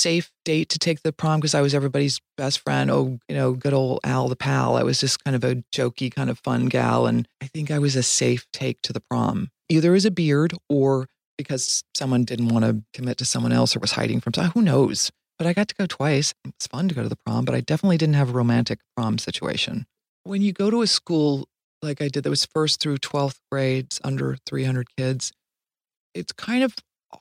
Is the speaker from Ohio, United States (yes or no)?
yes; Dayton, Ohio, United States; born or raised there; also born or lived in Boston, Massachusetts / Cincinnati, Ohio